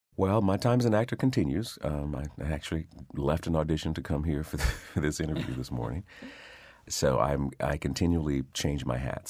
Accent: Detroit, Michigan, United States; growing up in Detroit

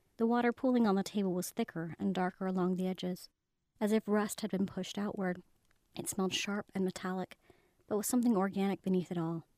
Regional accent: Highland, Utah, United States; I was brought up in Highland, Utah. It's kind of like a suburb of Salt Lake.

